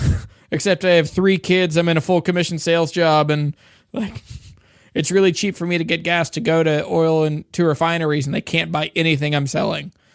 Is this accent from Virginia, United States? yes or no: yes; Shenandoah Valley, Virginia, United States; also born or lived in Louisiana; I grew up in the Shenandoah Valley um, and grew up around bluegrass guitars